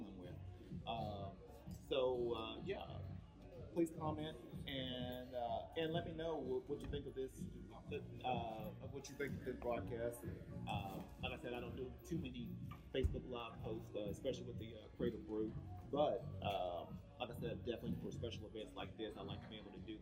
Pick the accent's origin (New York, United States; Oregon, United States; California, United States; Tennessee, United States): Tennessee, United States; Cleveland; now in Vista, United States; originally I'm from Cleveland, Tennessee